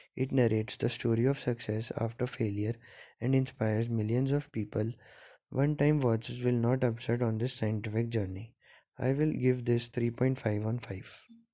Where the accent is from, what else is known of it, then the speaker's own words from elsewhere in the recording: India; As an Indian